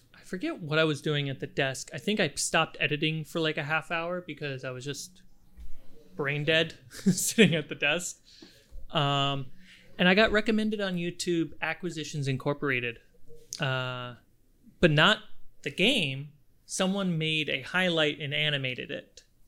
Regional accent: Minnesota, United States; moved away as an adult; also born or lived in Germany / Florida / New York City / upstate New York; I was born in Germany, uh, grew up in Minnesota

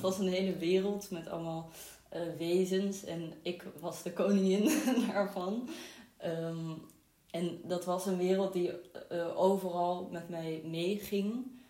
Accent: Amsterdam, North Holland, Netherlands; also born or lived in Israel; Ik ben vooral opgegroeid in Amsterdam. Ehm, en ook in Israël gewoond een paar jaar

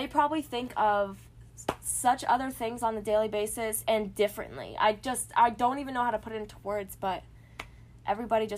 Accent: Lancaster, Pennsylvania, United States; also born or lived in New Jersey; I live in Lancaster, Pennsylvania. I moved from Jersey

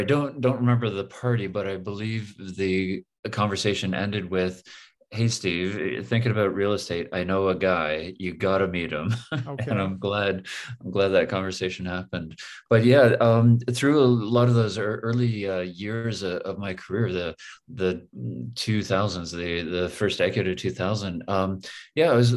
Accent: Toronto, Ontario, Canada; also born or lived in Windsor, Ontario / Richmond Hill, Ontario; I'm from Toronto, born and raised, born just outside in Windsor, but really raised in Toronto and Richmond Hill

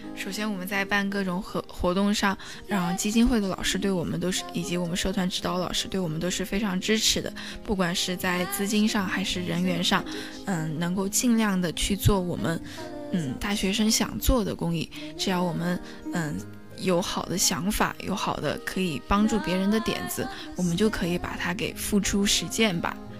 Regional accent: Sichuan, China; now in Nanjing, China; 因为我是一个四川人哇

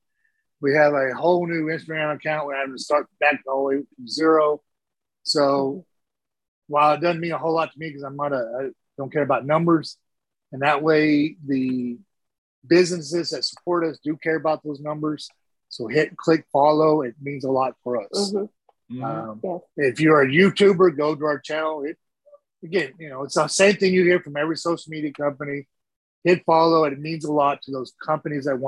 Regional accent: Texas, United States; I'm a Texan first, always

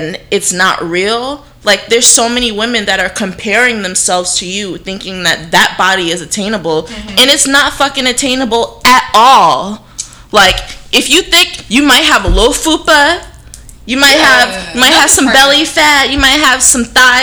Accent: New Jersey, United States; I'm from Jersey

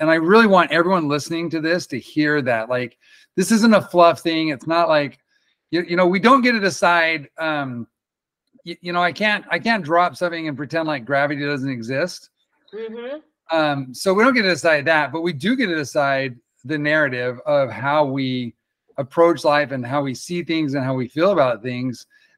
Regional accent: New York City, New York, United States; I grew up in the Bronx and I didn't have any support. And then I moved out of town

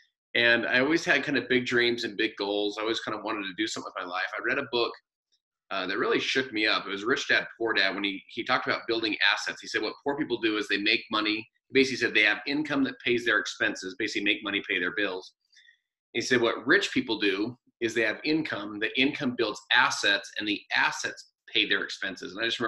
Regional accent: Salt Lake City, Utah, United States; So I'm from Salt Lake City, Utah, and my wife and I have four kids out here from 15 down to seven.

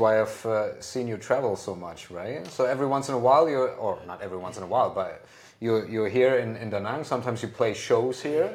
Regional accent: Hamburg, Germany; in Hamburg, in my hometown in Germany

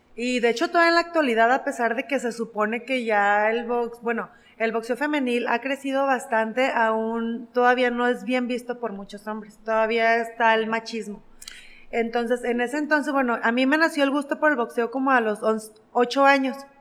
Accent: Mexico; soy la primera mexicana

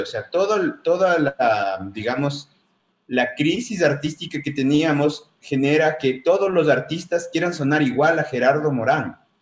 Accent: Ecuador; nos definan como mestizos ecuatorianos

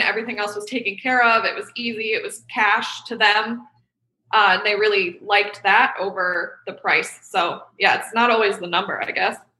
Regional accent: Rochester, New York, United States; my hometown of upstate New York in Rochester

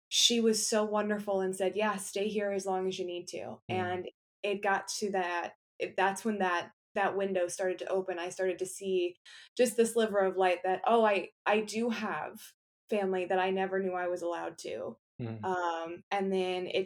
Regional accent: Akron, Ohio, United States; now in Cleveland, United States; I am born and raised in Akron, Ohio, currently living in Cleveland, Ohio

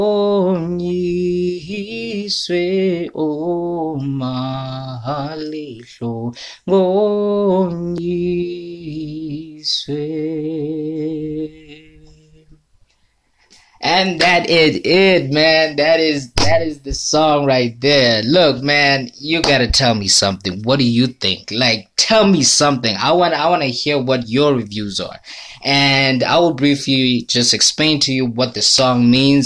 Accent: Eswatini; English is a second language; I am a Swazi. I'm a Swazi. I'm from Swaziland.

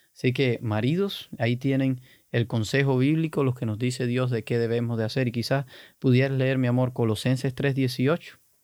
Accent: Cuba; yo soy cubano, los cubanos somos totalmente opuestos

